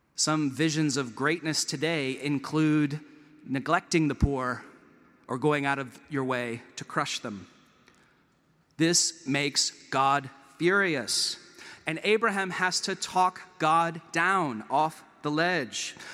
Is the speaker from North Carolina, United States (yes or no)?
yes; Chapel Hill, North Carolina, United States; moved away as an adult; also born or lived in Durham, North Carolina; now in Vancouver, Canada; I grew up in Chapel Hill as a Duke fan